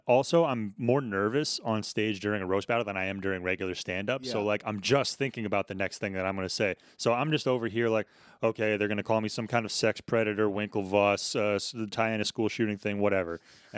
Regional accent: Sandy Hook, Connecticut, United States; Sandy Hook, Connecticut.

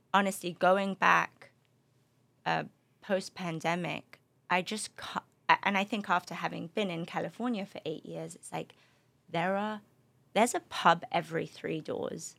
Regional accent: London, United Kingdom; also born or lived in Spain; now in Los Angeles, United States; my parents are from the Middle East, um, but grew up in London. And I, uh, between London and Spain, actually, my, my dad lived in Spain, so really kind of multicultural

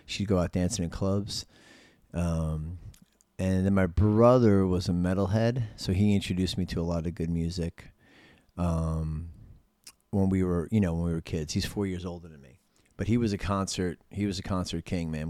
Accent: New York City, New York, United States; I was born in East Elmhurst Hospital

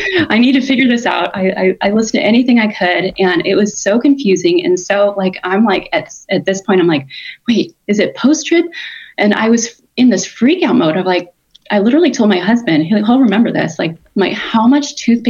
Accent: California, United States; also born or lived in Oregon; now in Tennessee, United States; We moved to Tennessee from Oregon, originally from California.

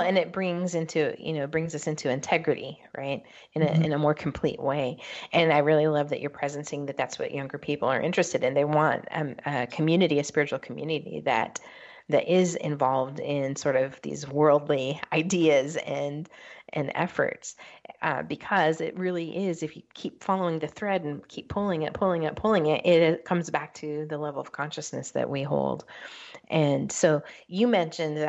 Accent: West Coast, United States; I grew up on the West Coast

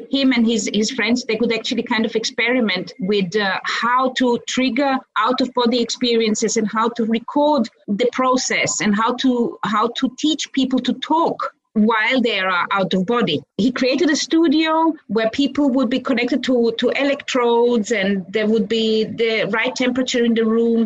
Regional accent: Austria; moved away; also born or lived in Croatia / Vienna; I grew up in Austria.

